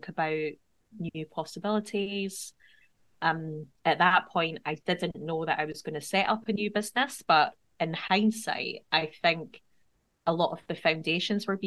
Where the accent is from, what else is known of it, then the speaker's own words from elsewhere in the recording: Edinburgh, Scotland, United Kingdom; moved away as an adult; now in Scottish Borders, United Kingdom; I've also recently moved from my hometown of Edinburgh to the Scottish borders